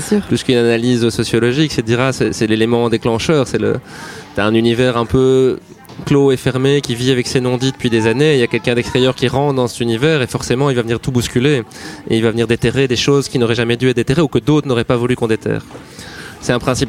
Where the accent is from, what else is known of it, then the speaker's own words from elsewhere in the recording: Brussels, Brussels-Capital Region, Belgium; j'ai grandi à Bruxelles, ouais. J'ai grandi à Uccle, tout près de la place Saint-Job